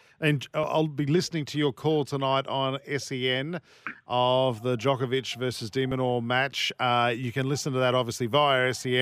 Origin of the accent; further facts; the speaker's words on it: New South Wales, Australia; I grew up in New South Wales